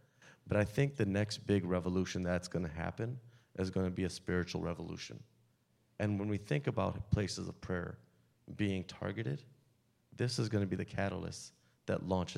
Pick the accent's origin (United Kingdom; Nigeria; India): India; now in United States; just being American and being from India and being sick, sometimes we self-segregate ourselves into those that we feel comfortable around, those that speak our same language, look like us, talk like us, walk like us.